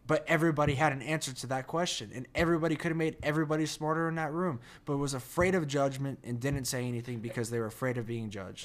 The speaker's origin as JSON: {"language": "English", "region": "New Jersey", "country": "United States", "accent": "Jersey", "moved": "as an adult", "said": "my Jersey accent"}